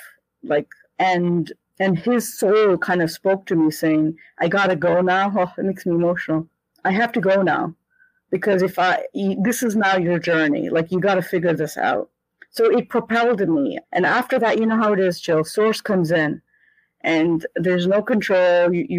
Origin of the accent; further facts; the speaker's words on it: India; born there; Well, I was born in India and I had an experience of source very quickly